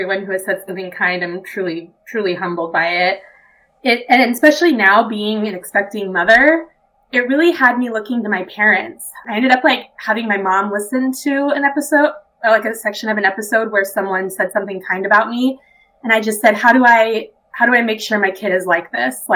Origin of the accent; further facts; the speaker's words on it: Utah, United States; growing up in Utah, not being LDS